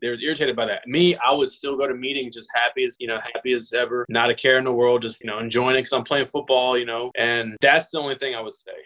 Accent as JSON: {"language": "English", "area": "Los Angeles, California", "region": "Louisiana", "country": "United States", "tie": "born or raised there", "said": "I was born in Los Angeles, California. I moved to Louisiana. I'm in New Orleans right now. Moved to Louisiana when I was 10"}